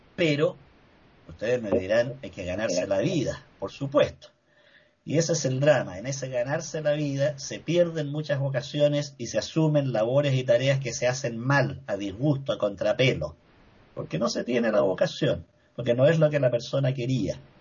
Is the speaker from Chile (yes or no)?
yes; Chile; Aquí en Chile